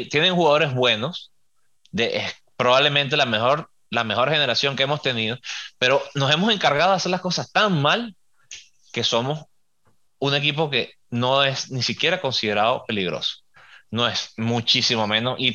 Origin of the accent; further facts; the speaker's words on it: Venezuela; Yo nací en Venezuela, mi país es Venezuela. Tengo mis diferencias políticas que ni las voy a mencionar